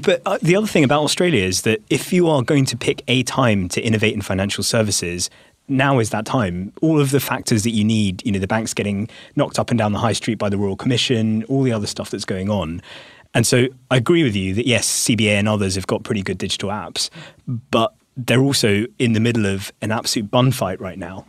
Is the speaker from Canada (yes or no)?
no; India; I'm speaking as an Indian